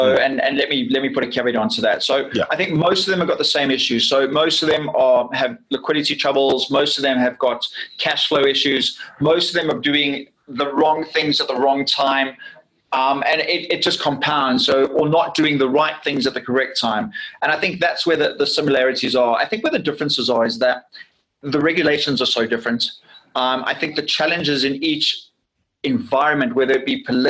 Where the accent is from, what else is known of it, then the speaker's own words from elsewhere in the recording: South Africa; I'm from South Africa